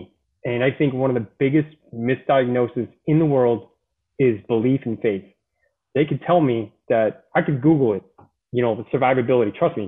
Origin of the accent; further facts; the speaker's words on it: Boston, Massachusetts, United States; I tell people all the time, I'm from Boston, I'm a Marine.